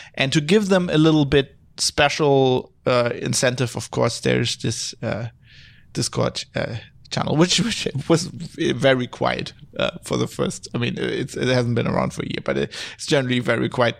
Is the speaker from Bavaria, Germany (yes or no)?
no; Duisburg, North Rhine-Westphalia, Germany; English is a second language; also born or lived in Australia; now in Düsseldorf, Germany; I was born just a city further north in Duisburg